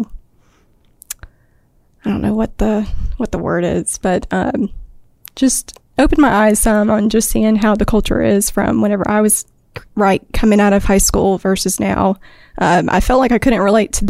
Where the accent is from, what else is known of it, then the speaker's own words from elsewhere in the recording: Enterprise, Alabama, United States; I'm from Enterprise, Alabama